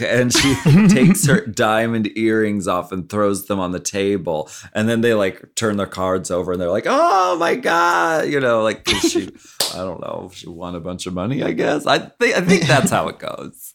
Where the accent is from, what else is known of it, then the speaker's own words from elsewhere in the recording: Pennsylvania, United States; moved away; I grew up in Pennsylvania